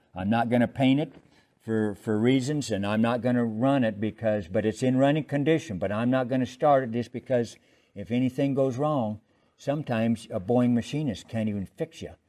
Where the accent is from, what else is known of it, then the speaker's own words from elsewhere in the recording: Steamboat Springs, Colorado, United States; moved away; I was born in Steamboat Springs, and that's right at the base of the Continental Divide.